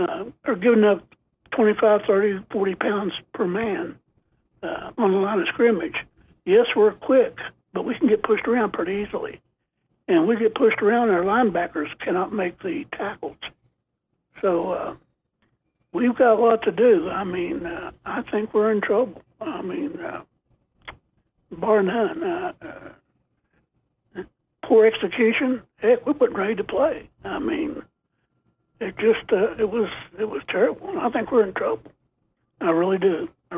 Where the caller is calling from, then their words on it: Florida, United States; Yes, I'm calling from Florida.